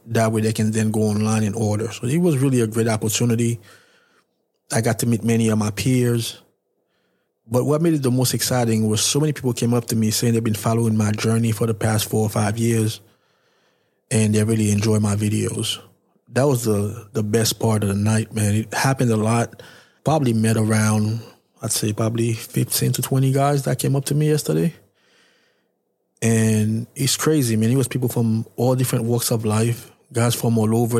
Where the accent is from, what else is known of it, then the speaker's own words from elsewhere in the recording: New York, United States; I'm from New York